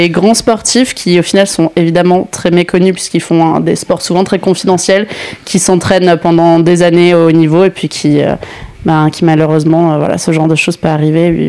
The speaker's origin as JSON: {"language": "French", "country": "Italy", "said": "je suis italienne."}